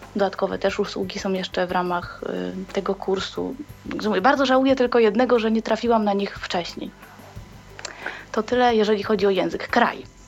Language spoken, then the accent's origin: Polish; Łódź, Łódź Voivodeship, Poland; moved away as an adult; now in Northern Ireland, United Kingdom; jestem z Polski, z Łodzi